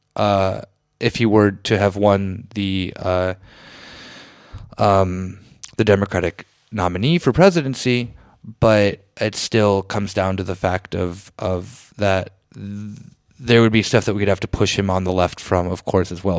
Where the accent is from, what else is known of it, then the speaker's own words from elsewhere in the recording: Arizona, United States; moved away; growing up in Arizona